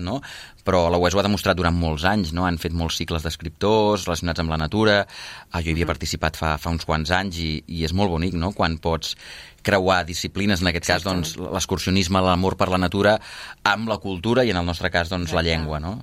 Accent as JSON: {"language": "Catalan", "region": "Catalonia", "country": "Spain", "first_language": "Catalan", "said": "català de llengua materna catalana que volta per Catalunya parlant del català"}